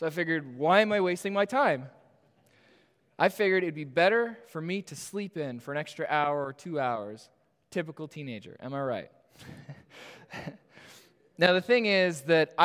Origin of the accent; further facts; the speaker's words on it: Toronto, Ontario, Canada; I am born and raised in Etobicoke